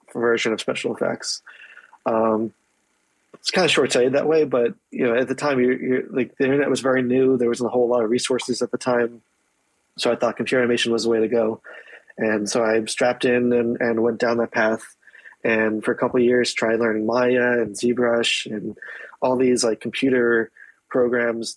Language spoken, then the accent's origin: English; East Coast, United States; grew up in East Coast